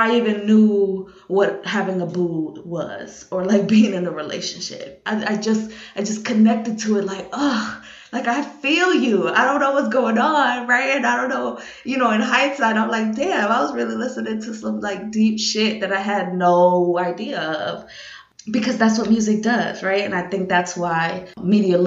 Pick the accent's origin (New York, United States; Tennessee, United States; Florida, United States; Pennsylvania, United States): New York, United States; living in New York and being a New Yorker